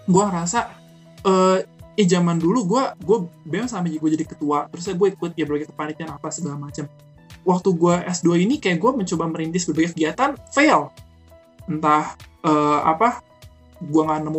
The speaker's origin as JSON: {"language": "Indonesian", "town": "Cirebon", "region": "West Java", "country": "Indonesia", "said": "Axel kata pertama di Cirebon. Jadi kota gue tuh pertama gue masuk dan di Axelnya pun gue grafik gue meningkat."}